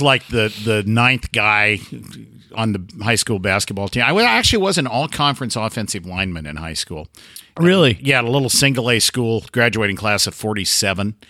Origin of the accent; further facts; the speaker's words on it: Oregon, United States; moved away as an adult; also born or lived in Pendleton, Oregon; now in Gainesville, United States; I was born and raised in Oregon, lived here the first 55 years of my life lived in Pendleton for 25 years.